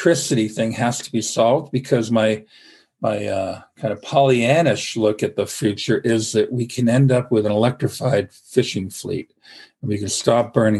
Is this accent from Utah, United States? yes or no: no; Vermont, United States; now in Maine, United States; I grew up in Vermont